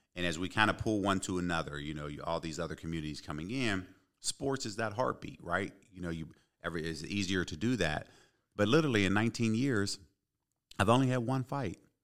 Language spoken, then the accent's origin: English; Pittsburgh, Pennsylvania, United States; also born or lived in Ypsilanti, Michigan / Detroit, Michigan; born and raised in Pittsburgh